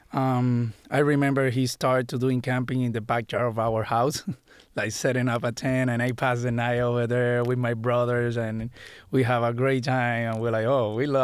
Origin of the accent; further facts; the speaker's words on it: Puerto Rico; moved away as an adult; I grew up in Puerto Rico